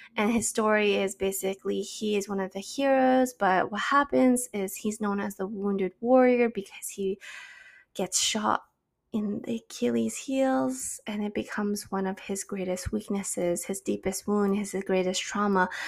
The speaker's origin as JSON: {"language": "English", "country": "Canada", "also_born_or_lived": "China", "said": "having to move back home to Canada"}